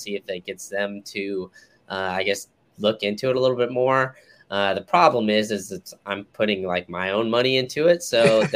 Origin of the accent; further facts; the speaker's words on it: Austin, Texas, United States; moved away; I'm originally from Austin, so any excuse I can get to go back home to visit my family